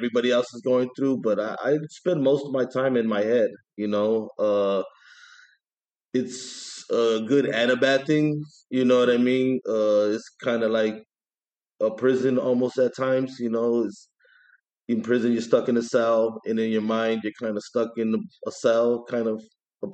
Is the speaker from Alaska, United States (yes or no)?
no; East Chicago, Indiana, United States; also born or lived in Hammond, Indiana; I'm from East Chicago, Indiana. I moved to Hammond in my early 20s